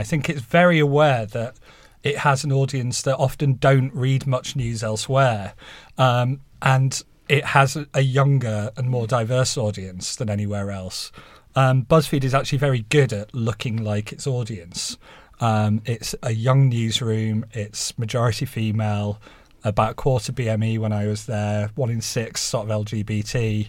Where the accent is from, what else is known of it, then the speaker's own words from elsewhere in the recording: Halifax, Yorkshire and the Humber, United Kingdom; You might not quite guess from my accent now, but I sort of grew up in a terraced house in Halifax, and was first in my family to uni